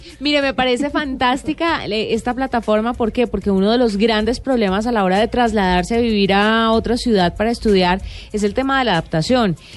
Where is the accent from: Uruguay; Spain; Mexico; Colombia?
Colombia; Valle del Cauca; moved away as an adult; now in Bogotá, Colombia; yo soy del Valle y me vine a vivir acá a trabajar principalmente